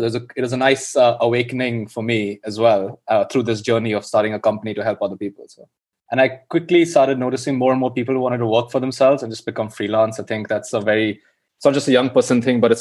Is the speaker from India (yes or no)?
yes; India; moved away as an adult; now in London, United Kingdom; I grew up in India.